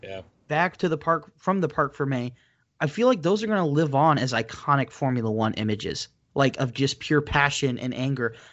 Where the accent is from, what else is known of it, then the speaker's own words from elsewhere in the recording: United States; I'm American.